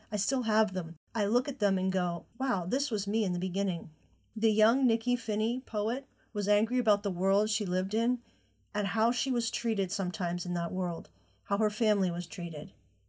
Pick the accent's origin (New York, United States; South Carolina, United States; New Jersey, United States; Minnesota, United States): South Carolina, United States; Conway; I was born in Conway, South Carolina, right on the cusp of the Atlantic Ocean. I didn't know this as a girl growing up.